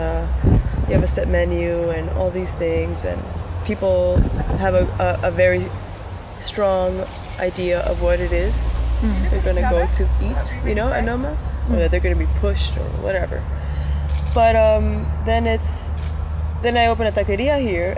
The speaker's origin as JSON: {"language": "English", "country": "United States", "tie": "born or raised there", "moved": "yes", "said": "I grew up in the States"}